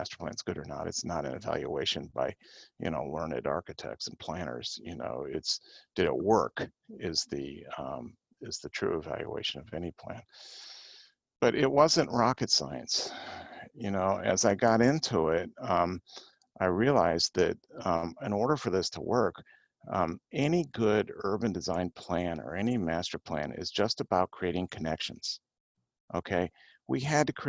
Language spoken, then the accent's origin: English; Cleveland, Ohio, United States; also born or lived in Cincinnati, Ohio; now in Columbus, United States; I grew up in Cleveland.